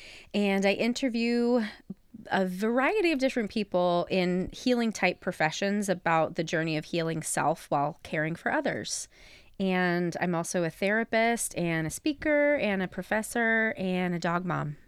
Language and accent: English; Fairfield, Ohio, United States; now in Chicago, United States; I am from Southern Ohio, a little town outside of Cincinnati called Fairfield.